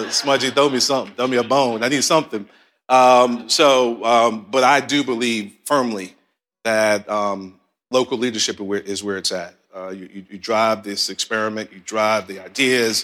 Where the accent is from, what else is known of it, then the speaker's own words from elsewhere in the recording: New York City, New York, United States; now in Columbia, South Carolina, United States; I grew up in Southside Jamaica, Queens